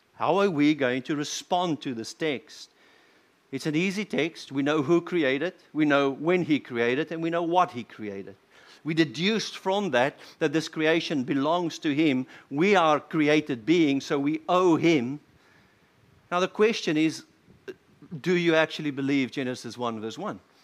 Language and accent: English; South Africa; as a South African